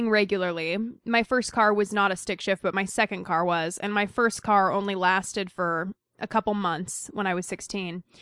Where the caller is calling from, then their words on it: Pennsylvania, United States; The reason I don't have a Boston accent, thank God, is because I'm from Pennsylvania.